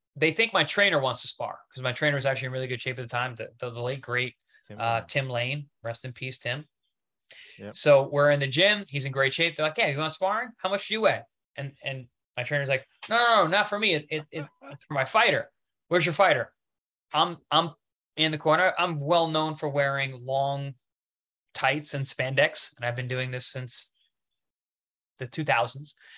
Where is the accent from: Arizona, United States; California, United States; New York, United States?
New York, United States; Long Island; I'm from Long Island, New York, and Queens, Flushing